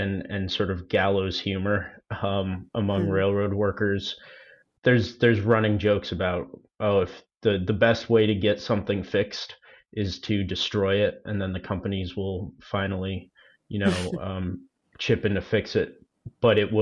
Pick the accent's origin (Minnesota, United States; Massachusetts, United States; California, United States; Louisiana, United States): Massachusetts, United States; Worcester; I'm from Worcester, Massachusetts